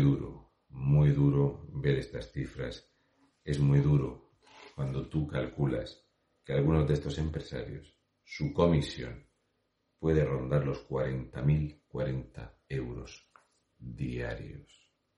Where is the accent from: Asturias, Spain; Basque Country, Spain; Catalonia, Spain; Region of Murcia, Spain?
Region of Murcia, Spain; un murciano encabronado